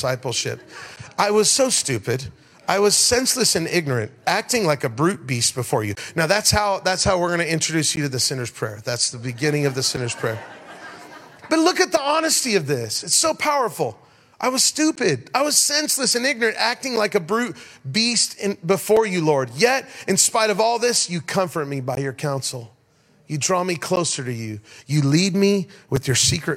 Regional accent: Denver, Colorado, United States; It's 100 miles out of Denver, Colorado, my hometown

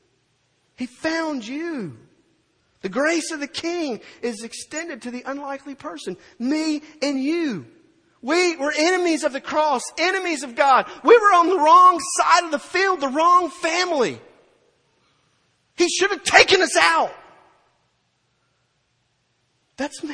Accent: Purvis, Mississippi, United States; moved away as an adult; now in Gulfport, United States; I graduated high school from Purvis, Mississippi

